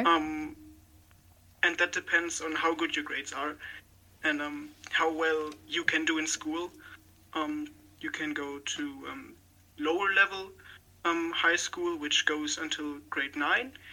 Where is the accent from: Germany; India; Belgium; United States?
Germany; Rhineland-Palatinate; I'm from the Rhineland-Palatinate state in Germany